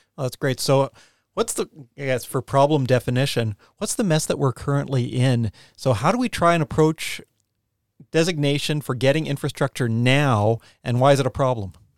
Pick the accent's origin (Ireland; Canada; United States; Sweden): Canada; Canadian Prairies; also born or lived in Khandallah, Wellington, New Zealand; now in Wellington, New Zealand; I grew up on the Canadian prairies